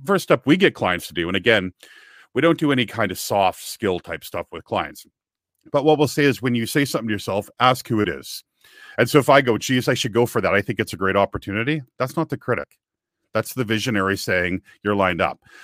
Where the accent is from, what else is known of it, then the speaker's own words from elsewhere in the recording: Kamloops, British Columbia, Canada; moved away as an adult; also born or lived in Vancouver, Canada; my hometown, which is a place called Kamloops, B C, it's an interior town about three hours north of Vancouver